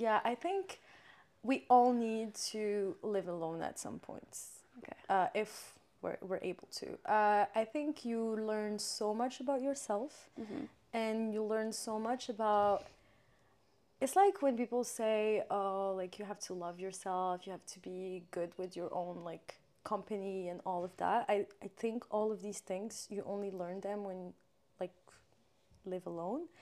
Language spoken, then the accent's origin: English; Morocco; moved away as an adult; growing up in Morocco